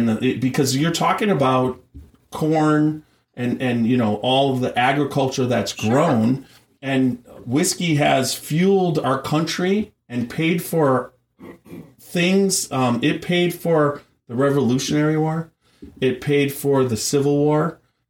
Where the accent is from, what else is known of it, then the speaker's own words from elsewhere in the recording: Wisconsin, United States; moved away; I'm from Wisconsin initially